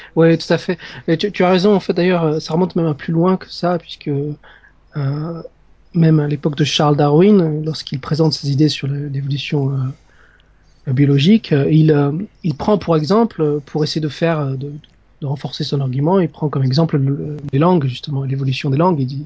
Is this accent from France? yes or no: yes; Narbonne, Occitania, France; moved away as an adult; also born or lived in Strasbourg; je suis français, je viens, je viens du sud de la France, de, de Narbonne